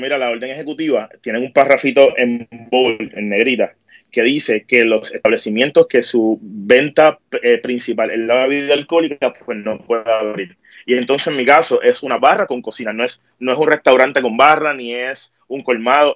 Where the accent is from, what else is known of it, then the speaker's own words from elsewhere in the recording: San Juan, Puerto Rico; soy de Caimito, tengo 30 años